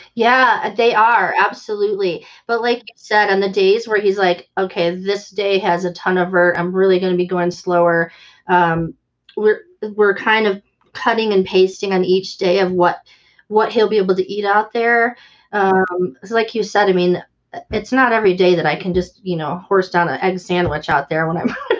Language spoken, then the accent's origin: English; Valparaiso, Indiana, United States; my hometown of Valparaiso, mm. Indiana